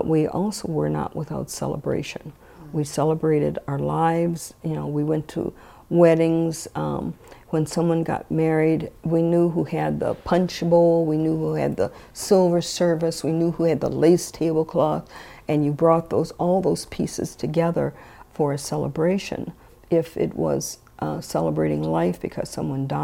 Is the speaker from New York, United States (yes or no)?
no; St. Paul, Minnesota, United States; growing up on Rondo